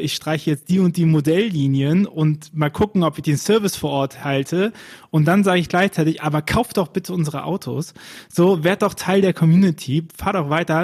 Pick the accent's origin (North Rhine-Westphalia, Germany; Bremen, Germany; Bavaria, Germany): North Rhine-Westphalia, Germany; Bonn; ich bin ja gebürtiger Bonner